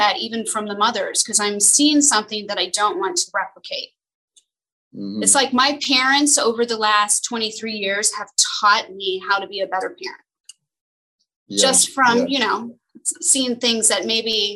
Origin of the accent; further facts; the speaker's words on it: Los Angeles, California, United States; when I was growing up in Los Angeles, I was young, I was broke.